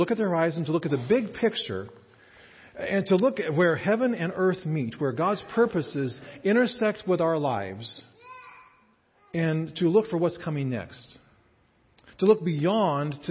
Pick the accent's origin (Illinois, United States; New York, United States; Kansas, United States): Kansas, United States; moved away as an adult; also born or lived in Indiana / Chicago / Canada; I grew up in Kansas and spent the first 22 years of my life here.